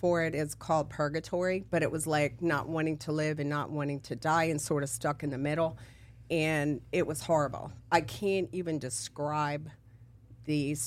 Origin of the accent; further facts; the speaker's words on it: D.C., Maryland, United States; moved away as an adult; also born or lived in San Diego, California; now in Florida, United States; So I'm from California, San Diego, and then I grew up in Maryland, D.C., Virginia area